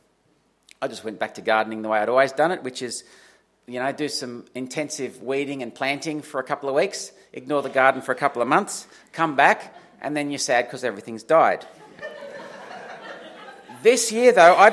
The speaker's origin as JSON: {"language": "English", "town": "Dubbo", "region": "New South Wales", "country": "Australia", "said": "I'm from Dubbo."}